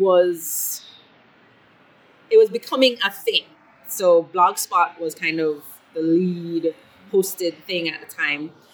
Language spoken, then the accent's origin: English; Kingston, Jamaica; also born or lived in Scotland / Belgium / Miami / Italy; I spent most of my life in Jamaica, in Kingston, Jamaica, the capital